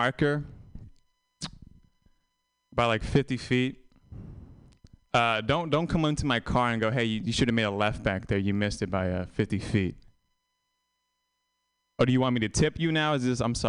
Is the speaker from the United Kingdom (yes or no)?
no; Vietnam; born or raised there; moved away